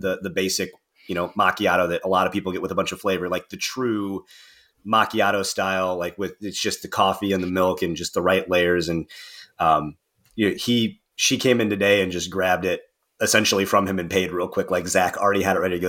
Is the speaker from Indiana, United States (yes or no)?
yes; Northern Indiana, United States; moved away as an adult; now in Cincinnati, United States; Northern Indiana in my hometown